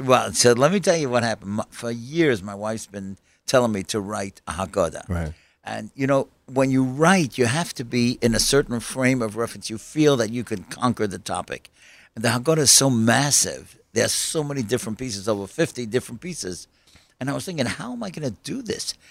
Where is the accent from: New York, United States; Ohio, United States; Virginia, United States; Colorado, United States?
New York, United States; New York City; when I grew up in Kew Gardens